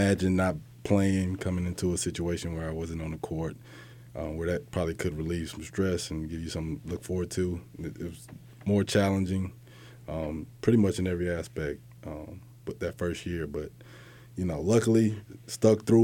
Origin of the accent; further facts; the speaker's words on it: Leander, Texas, United States; moved away as an adult; also born or lived in Killeen, Texas / Austin, Texas; now in Boston, United States; I'm originally from Leander, Texas, is a small suburb outside of Austin. You know, I was an Army brat